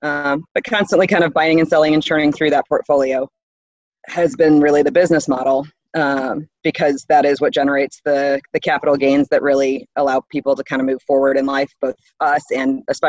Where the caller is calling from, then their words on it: Southlake, Texas, United States; I am in the Dallas-Fort Worth area of Texas, actually in Southlake, Texas.